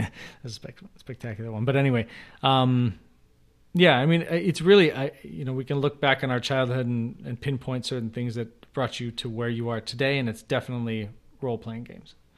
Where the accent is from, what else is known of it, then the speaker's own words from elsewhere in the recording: Chicago, Illinois, United States; I grew up in Chicago